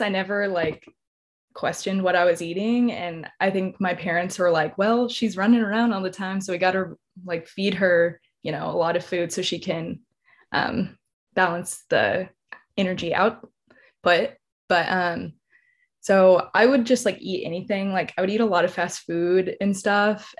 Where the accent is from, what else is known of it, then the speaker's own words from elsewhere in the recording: San Antonio, Texas, United States; also born or lived in College Station, Texas; I'm originally from San Antonio, Texas